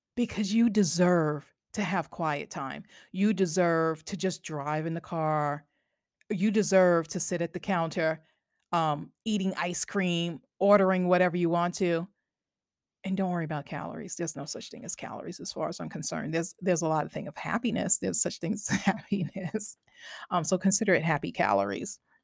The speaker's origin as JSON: {"language": "English", "area": "Long Island", "region": "New York", "country": "United States", "tie": "born or raised there", "moved": "yes", "lives_now": "New Jersey, United States", "said": "I grew up on Long Island"}